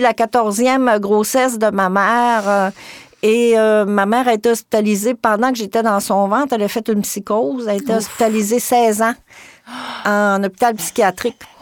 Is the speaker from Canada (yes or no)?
yes; Gaspésie, Quebec, Canada; par chez nous en Gaspésie